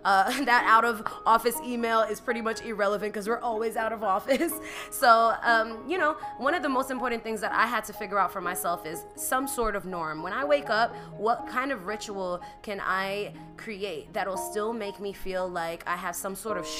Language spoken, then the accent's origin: English; New York, United States; as a New Yorker